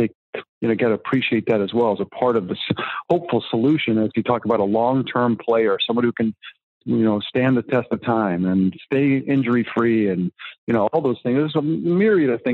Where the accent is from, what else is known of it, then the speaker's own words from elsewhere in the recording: Greenwich, Connecticut, United States; I grew up in Greenwich